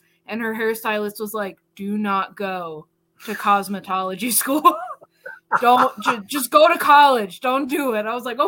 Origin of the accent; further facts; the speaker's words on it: Burlington, Iowa, United States; moved away; we had a great film festival in my hometown in Burlington, Iowa